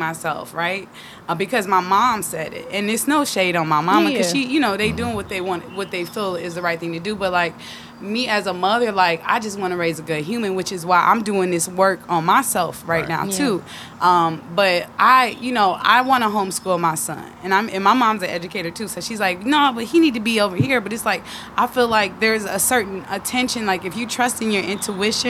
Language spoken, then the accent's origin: English; Detroit, Michigan, United States; also born or lived in North Carolina; now in Atlanta, United States; I'm from Detroit